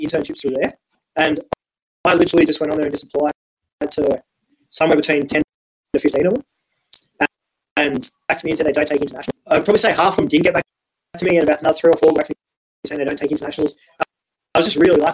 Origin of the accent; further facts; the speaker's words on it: Wagga Wagga, New South Wales, Australia; moved away as an adult; also born or lived in Canberra; I grew up in Wagga